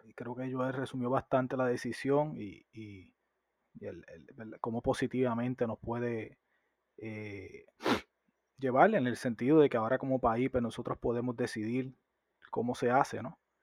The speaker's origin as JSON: {"language": "Spanish", "country": "Puerto Rico", "said": "nosotros como puertorriqueños"}